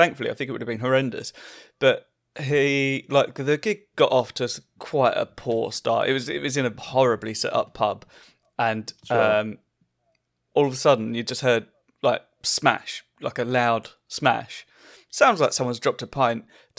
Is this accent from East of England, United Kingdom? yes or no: yes; East of England, United Kingdom; I'm from Essex